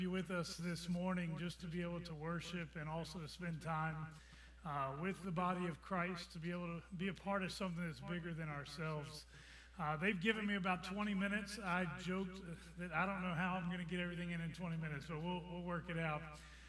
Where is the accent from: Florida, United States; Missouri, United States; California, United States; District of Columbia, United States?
District of Columbia, United States; Washington; Growing up in the Washington, D.C. area, as a kid